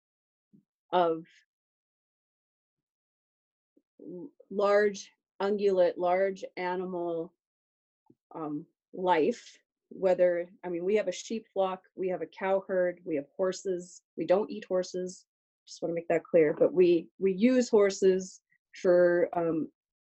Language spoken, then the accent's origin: English; Alberta, Canada; I'm from Alberta, Canada. And I think the another description that would work is I'm a person of the prairies. So I grew up in the prairie environment